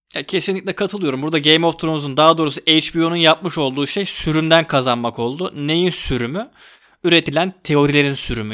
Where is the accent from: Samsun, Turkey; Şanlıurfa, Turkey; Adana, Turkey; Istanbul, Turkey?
Istanbul, Turkey; Ben 91 doğumluyum. İstanbul'da doğdum.